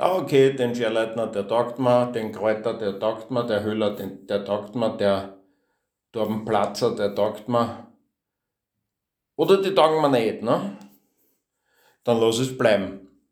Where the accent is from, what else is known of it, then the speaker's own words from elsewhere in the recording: Austria; accent: geschert (rural Austrian dialect); also born or lived in Vienna; Ich war in einer Hauptschule, in einer Klosterhauptschule in Wien. Also zwei, dreimal im Jahr habe ich eine Strafe geschrieben, weil ich geschert geredet habe